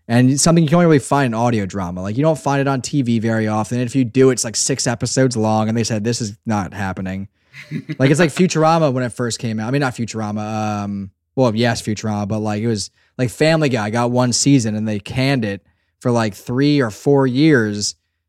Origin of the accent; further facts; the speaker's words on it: Pennsylvania, United States; I'm from Southeastern Pennsylvania. We're about … here. And we just remember the lines. You come out swinging from a South Philly basement, baby.